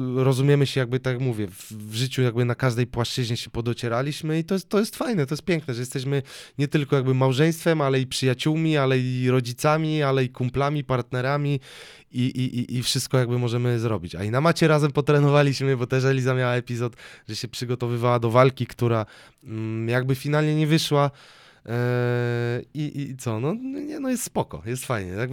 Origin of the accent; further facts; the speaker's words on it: Sosnowiec, Silesian Voivodeship, Poland; moved away; also born or lived in Katowice / Dąbrowa Górnicza / Tuliszków / Toruń; mieszkałem w Sosnowcu yy, u rodziców.